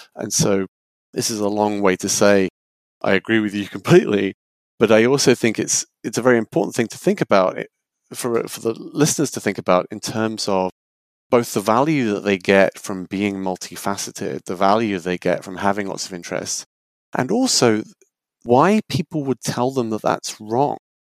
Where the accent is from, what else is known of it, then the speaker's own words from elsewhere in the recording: United Kingdom; moved away as an adult; now in United States; I'm originally British before I moved to the US